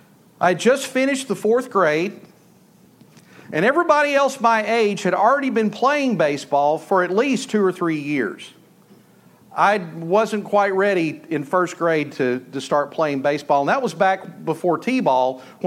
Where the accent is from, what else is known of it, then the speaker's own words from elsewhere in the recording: Malakoff, Texas, United States; I grew up in Malakoff, Texas